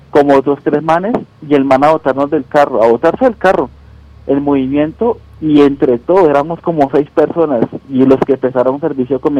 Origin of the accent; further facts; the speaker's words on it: Girardot, Cundinamarca, Colombia; yo soy de Girardó.